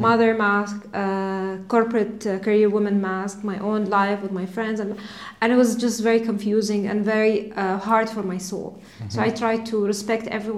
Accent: Dubai, United Arab Emirates; I was born and raised in Dubai, Emirati.

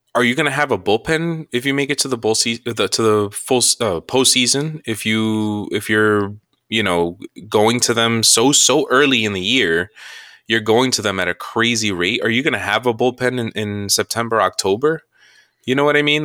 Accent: New York, United States; We're, we're from New York. We're first generation Americans, uh, Dominican parents

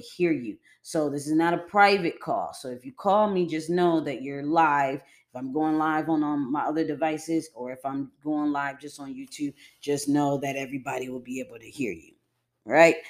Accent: Buffalo, New York, United States; Western New York. I'm from Buffalo, New York

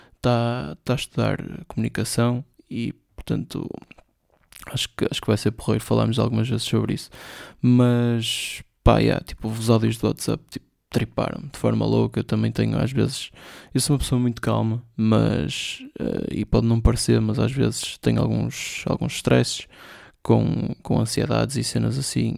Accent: Porto, Norte, Portugal; Eu sou do Porto

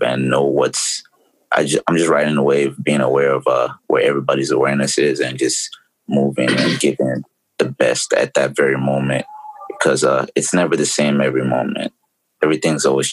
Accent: Lagos, Nigeria; moved away as an adult; now in United States; I grew up in Lagos

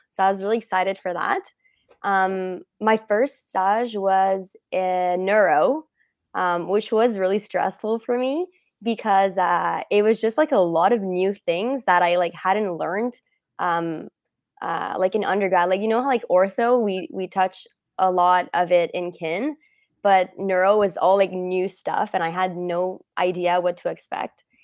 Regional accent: Montreal, Quebec, Canada; I am from, uh, Montreal-ish

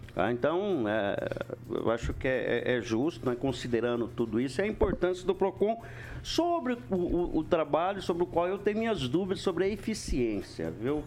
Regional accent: Brazil; eu sou nascido na Alvorada

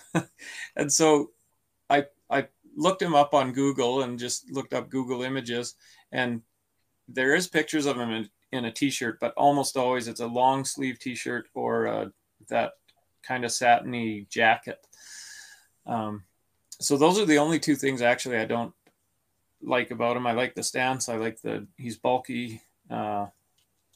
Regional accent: Canada; born or raised there

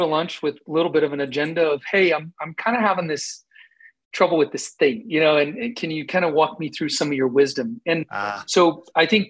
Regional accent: Colorado, United States; also born or lived in Camp Lejeune, North Carolina; we moved all over until we settled in Colorado when I was five

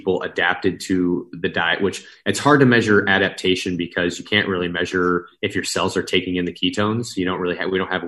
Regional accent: Midwest, United States; moved away; I'm from the Midwest originally

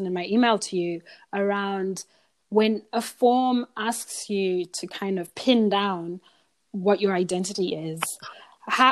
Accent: Zimbabwe; now in Australia; I grew up in Zimbabwe, lots of Black people around me

